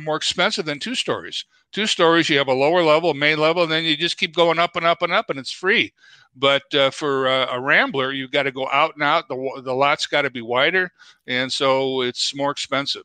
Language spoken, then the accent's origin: English; Chicago, Illinois, United States; moved away as an adult; also born or lived in DeKalb, Illinois; now in Twin Cities, United States; born and raised in Chicago